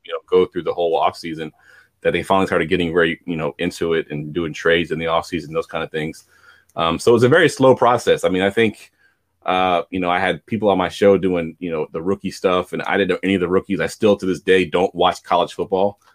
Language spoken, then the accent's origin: English; Newport News, Virginia, United States; I grew up in Newport News, which if you don't know where that's at, it's in Virginia.